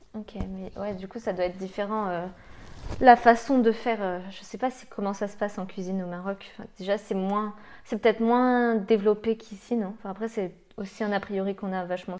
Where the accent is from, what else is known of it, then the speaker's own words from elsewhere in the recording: Lyon, Auvergne-Rhône-Alpes, France; je suis lyonnaise